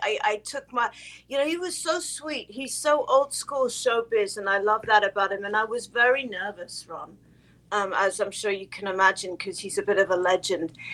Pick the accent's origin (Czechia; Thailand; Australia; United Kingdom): United Kingdom; England; I'm English um, I'm second generation Finnish